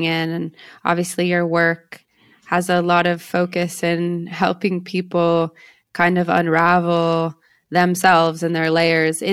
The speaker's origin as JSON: {"language": "English", "town": "San Diego", "region": "California", "country": "United States", "tie": "born or raised there", "said": "my hometown of San Diego, California"}